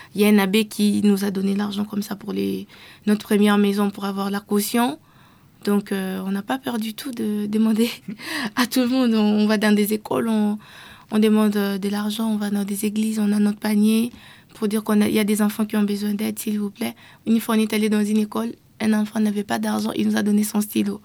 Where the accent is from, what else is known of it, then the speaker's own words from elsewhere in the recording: DR Congo; je viens de la RDC